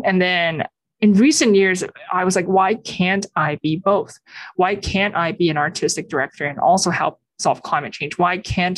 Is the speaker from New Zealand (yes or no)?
no; Beijing, China; I was born and raised in Beijing in China